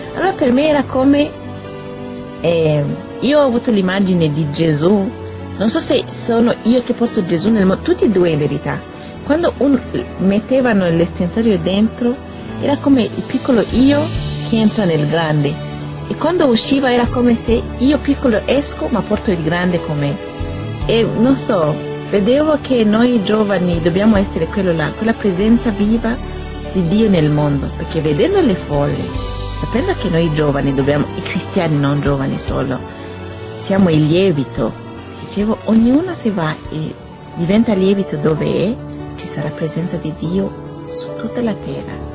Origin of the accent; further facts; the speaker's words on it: Burundi; moved away; vengo dal Burundi, ho 25 anni